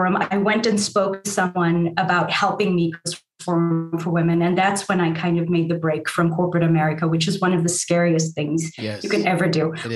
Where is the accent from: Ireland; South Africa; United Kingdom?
South Africa; moved away as an adult; also born or lived in New York; I grew up in South Africa in this family of color